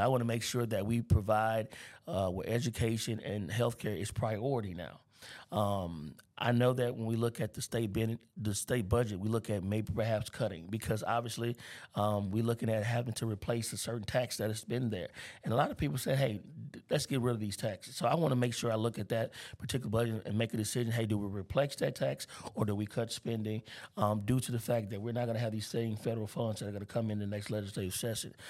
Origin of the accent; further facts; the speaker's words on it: Baton Rouge, Louisiana, United States; I grew up in North Baton Rouge.